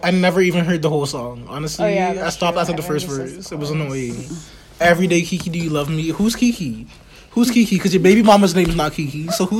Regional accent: Canada; we're all Canadian here.

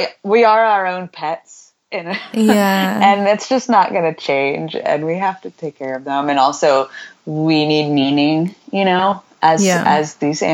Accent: Houston, Texas, United States; I'm from Houston.

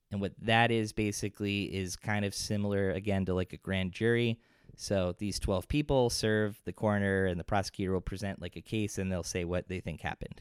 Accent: Ringwood, New Jersey, United States; growing up in Ringwood

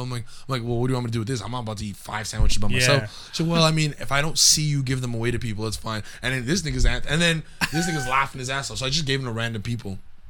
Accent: Montreal, Quebec, Canada; I'm from Montreal, I'm a comic.

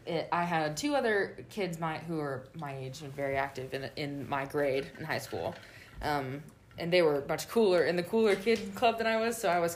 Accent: Davis, California, United States; I grew up in Davis, California.

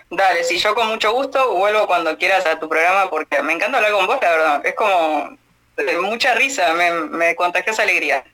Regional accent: Argentina; accent: Argentine; acá en Argentina

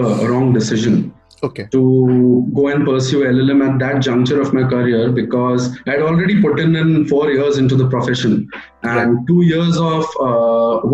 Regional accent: Chhattisgarh, India; I want to go back to the High Court in my home state, and I wish to pursue litigation there

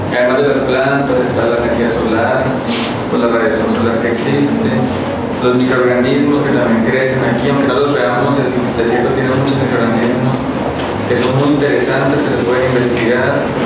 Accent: Colombia; moved away as an adult; also born or lived in Saltillo, Mexico / Brazil; now in Mexico; Yo soy colombiano, de hecho, me formé en la Universidad Nacional de Colombia

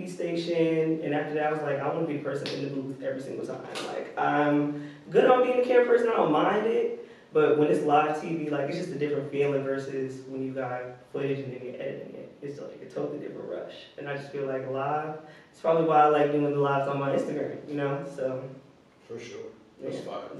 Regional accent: New Jersey, United States; now in Richmond, United States; I'm from, yeah, I'm from Jersey. I went to Richmond maybe five years ago. Yeah, 2017.

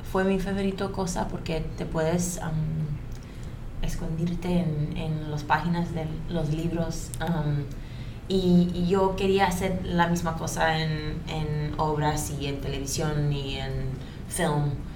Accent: United States; Spanish is a second language; also born or lived in Colombia; yo crecí en los Estados Unidos. mudé ahí cuando yo tenía dos años.

